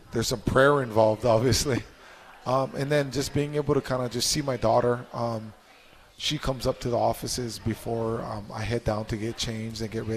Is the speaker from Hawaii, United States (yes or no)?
yes; Mililani, Hawaii, United States; growing up in Mililani